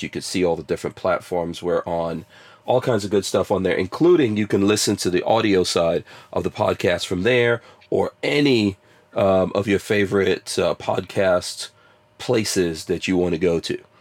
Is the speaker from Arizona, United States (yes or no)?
no; New York, United States; growing up in New York